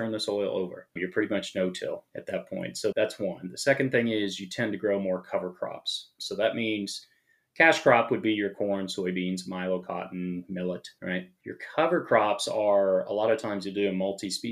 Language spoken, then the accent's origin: English; Kansas, United States; moved away as an adult; also born or lived in Los Angeles; I grew up in Kansas and grew up, farming